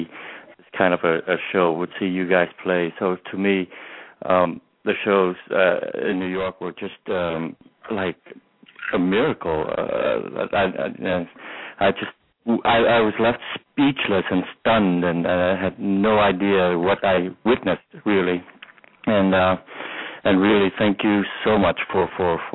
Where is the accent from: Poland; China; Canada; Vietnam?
Vietnam; now in United States; I grew up in Vietnam, so by the time I came to this country